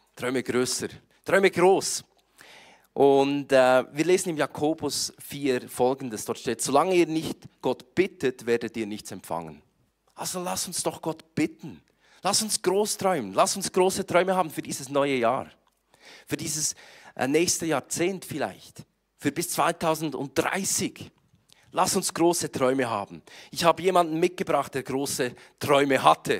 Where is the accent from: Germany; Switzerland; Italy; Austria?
Switzerland; Ich komme aus der Schweiz und ich versuche heute so hochdeutsch zu sprechen, wie ich kann